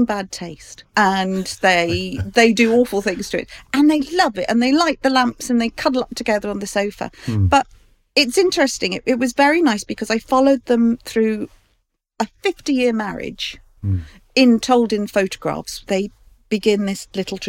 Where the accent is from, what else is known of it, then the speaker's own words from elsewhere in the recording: London, United Kingdom; I grew up in Fulham, off the Fulham Road.